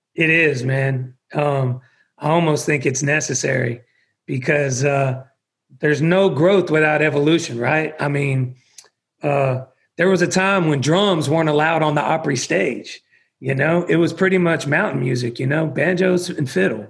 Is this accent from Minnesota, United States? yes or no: no; about an hour outside of Atlanta, Georgia, United States; also born or lived in Texas; the town that I grew up in was about an hour outside of Atlanta